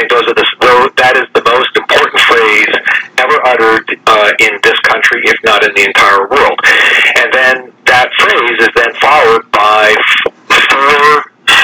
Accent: Ontario, Canada; now in United States; I was born and raised in Ontario, Canada.

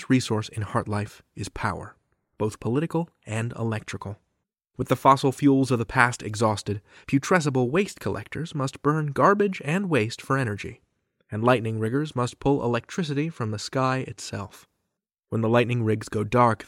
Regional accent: Chicago, Illinois, United States; moved away; my hometown of Chicago

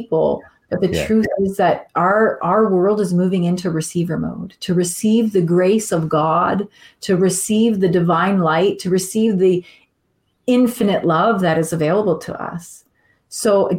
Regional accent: Canada; I am Canadian

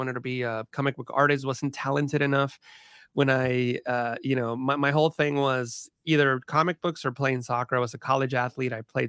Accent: California, United States; all my family still live in the same area where we grew up in the San Francisco Bay Area.

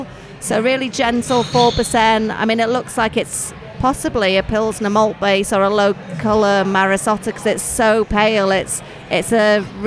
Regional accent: County Durham, North East England, United Kingdom; where I grew up in County Durham, I used to live in a village that was not far from Hartlepool

